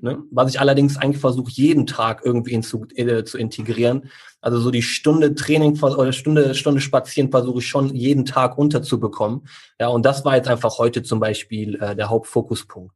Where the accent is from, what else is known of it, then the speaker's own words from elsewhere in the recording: Neuss, North Rhine-Westphalia, Germany; hier in Neuss, wo ich herkomme